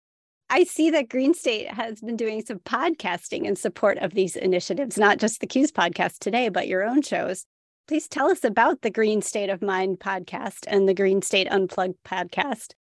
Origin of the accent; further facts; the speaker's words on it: Wisconsin, United States; I grew up in Wisconsin.